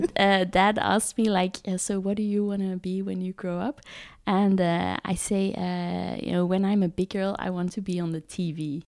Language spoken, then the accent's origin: English; Botswana; also born or lived in South Africa; I was born in South Africa. And uh, as a kid, I grew up in Botswana